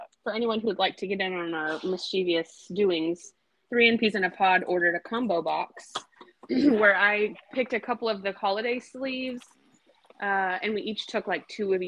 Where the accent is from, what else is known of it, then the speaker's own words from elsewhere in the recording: Bay Area, California, United States; moved away; I grew up in the Bay Area